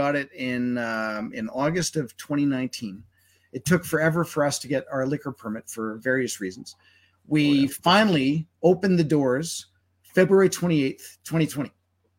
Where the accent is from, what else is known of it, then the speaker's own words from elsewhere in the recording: Winnipeg, Manitoba, Canada; moved away as an adult; now in Alberta, Canada; growing up in Winnipeg and having family, et cetera, out there